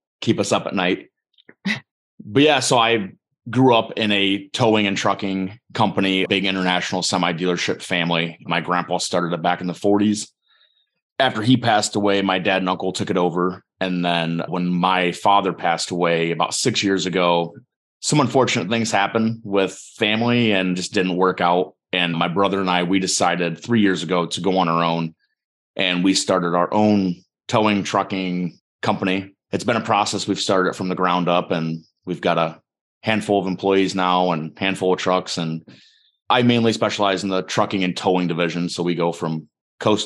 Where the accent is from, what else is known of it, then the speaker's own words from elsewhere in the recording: Northwest Ohio, United States; from Northwest Ohio